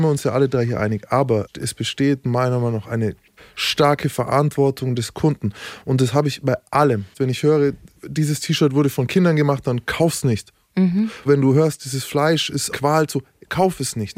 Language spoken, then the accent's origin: German; Nuremberg, Bavaria, Germany; ich bin Nürnberger, wir haben ein fucking Delfinarium